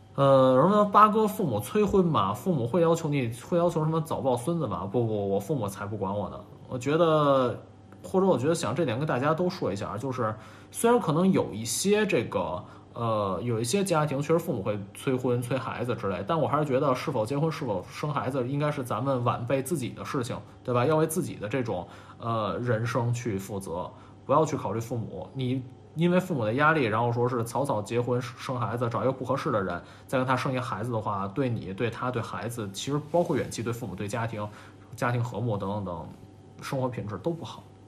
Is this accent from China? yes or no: yes; Beijing, China; 我是北京人，小时候更爱吃涮肉